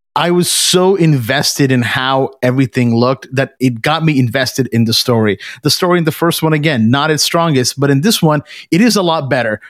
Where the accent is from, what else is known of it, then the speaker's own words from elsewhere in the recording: Canada; we're Canadian